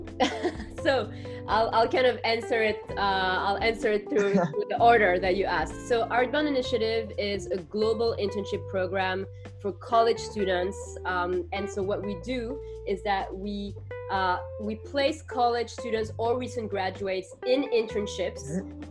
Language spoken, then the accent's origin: English; Paris, Île-de-France, France; moved away as an adult; now in New York, United States; I am originally from Paris, from France